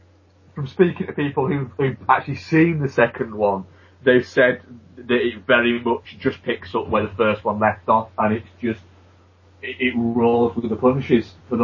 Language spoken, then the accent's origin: English; York, Yorkshire and the Humber, United Kingdom; you live in my hometown of York